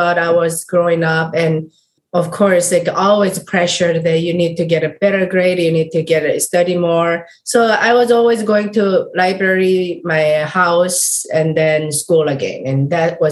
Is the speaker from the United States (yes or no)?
no; South Korea; moved away; I'm coming from South Korea, completely opposite side of the world, and I grew up in a Buddhist family